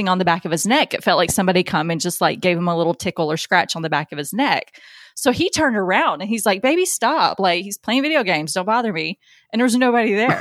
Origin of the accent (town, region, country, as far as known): near Adams, Tennessee, United States; born or raised there